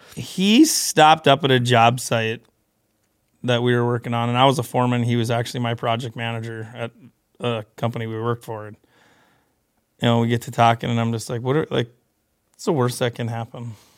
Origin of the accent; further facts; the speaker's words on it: Beulah, North Dakota, United States; I grew up in western North Dakota, a little town called Beulah.